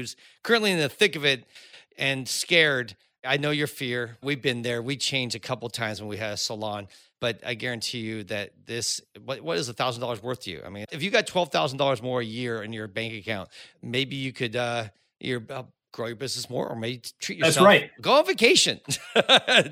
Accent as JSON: {"language": "English", "town": "Cupertino", "region": "California", "country": "United States", "tie": "born or raised there", "said": "I grew up in Cupertino"}